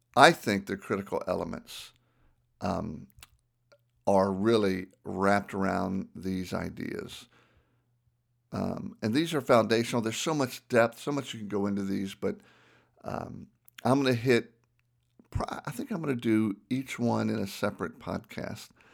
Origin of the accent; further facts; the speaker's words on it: Southern, United States; accent: Southern; my Southern accent